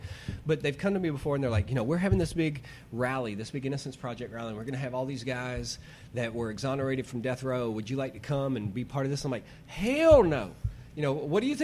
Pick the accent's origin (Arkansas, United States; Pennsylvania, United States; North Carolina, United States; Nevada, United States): Arkansas, United States; moved away as an adult; also born or lived in Salem; now in New York City, United States; growing up in Arkansas.